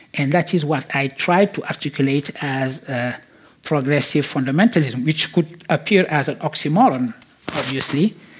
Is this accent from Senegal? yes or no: yes; Senegal; I was born in Senegal